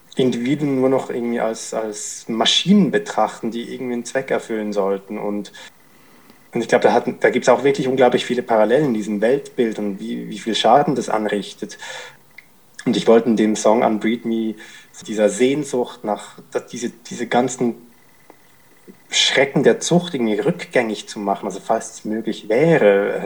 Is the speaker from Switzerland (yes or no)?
yes; Zurich, Switzerland; Ich bin in Zürich in Schwammendingen aufgewachsen